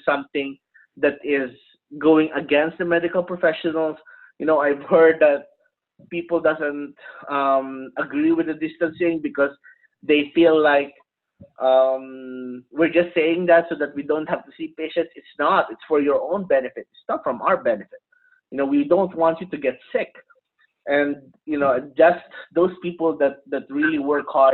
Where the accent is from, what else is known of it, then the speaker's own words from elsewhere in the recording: Philippines; now in United States; I'm not originally from the U.S. I'm originally from the Philippines